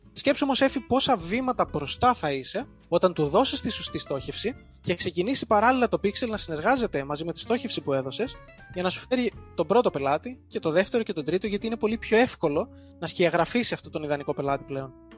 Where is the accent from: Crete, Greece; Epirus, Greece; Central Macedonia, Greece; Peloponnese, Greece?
Crete, Greece; Heraklion; moved away as an adult; also born or lived in England; now in Athens, Greece; είμαι από το Ηράκλειο της Κρήτης, δουλεύω σε μια διαφημιστική εταιρεία στην Αθήνα